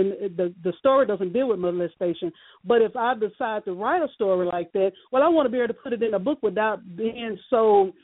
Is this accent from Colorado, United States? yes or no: no; Shreveport, Louisiana, United States; born and raised in Shreveport, Louisiana